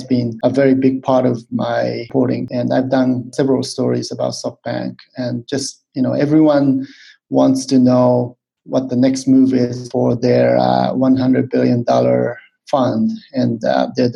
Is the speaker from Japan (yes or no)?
yes; Japan; moved away as an adult; also born or lived in United States; now in Hong Kong; I'm from Japan